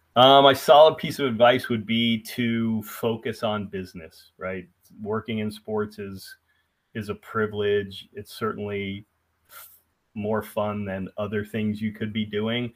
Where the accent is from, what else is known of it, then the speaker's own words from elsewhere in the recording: Columbus, Ohio, United States; moved away as an adult; also born or lived in Atlanta, Georgia; I'm from Columbus, Ohio